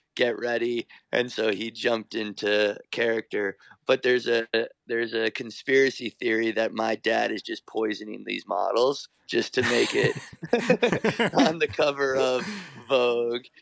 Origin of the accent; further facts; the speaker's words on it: New York, United States; I was born in New York